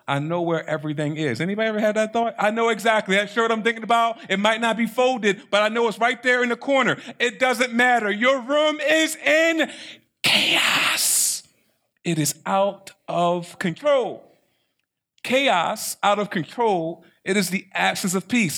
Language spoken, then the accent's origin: English; Baltimore, Maryland, United States; I'm from Baltimore City.